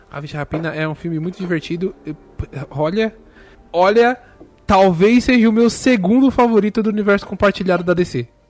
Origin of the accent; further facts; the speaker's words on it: São Paulo, Brazil; a gente é de São Paulo